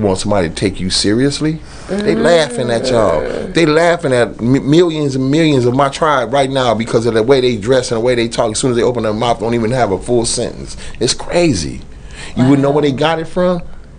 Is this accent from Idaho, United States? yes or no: no; Los Angeles, California, United States; I'm from South Central Los Angeles.